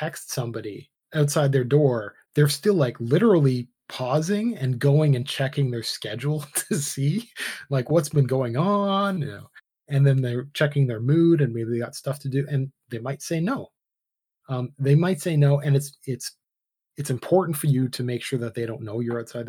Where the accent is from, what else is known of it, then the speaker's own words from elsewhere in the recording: Canada; I was born in Canada.